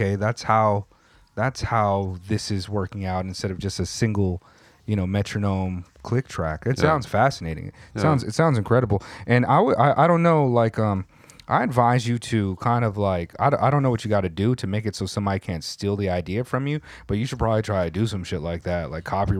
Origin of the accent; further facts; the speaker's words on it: California, United States; when I was in junior high school in California